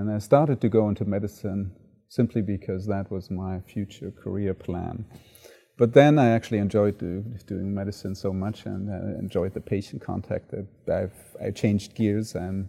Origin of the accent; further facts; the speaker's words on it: Frankfurt, Hesse, Germany; also born or lived in Cologne; So I grew up in Germany and was born in Cologne and then moved into the Frankfurt area and then subsequently grew up in that area